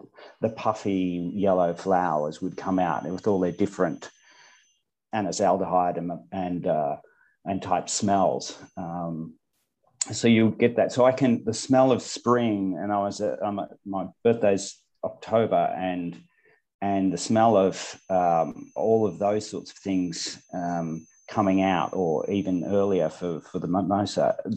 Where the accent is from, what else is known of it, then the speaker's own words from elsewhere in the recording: Bendigo, Victoria, Australia; also born or lived in Western Australia; in my hometown in Bendigo in central Victoria